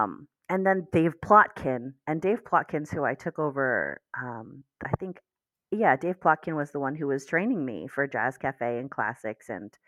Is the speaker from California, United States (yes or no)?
no; District of Columbia, United States; accent: DC; bit of a DC accent, but it's not a serious one. So I didn't have too much that I needed to work on for my accent.